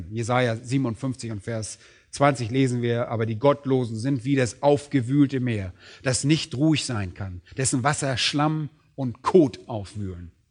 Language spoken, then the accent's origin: German; Berlin, Germany; Und als Berliner sind wir nicht gerade so landwirtschaftlich geprägt.